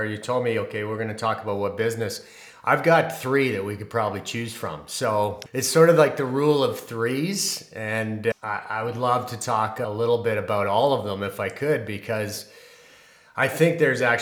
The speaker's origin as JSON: {"language": "English", "country": "Canada", "said": "I'm a Canadian"}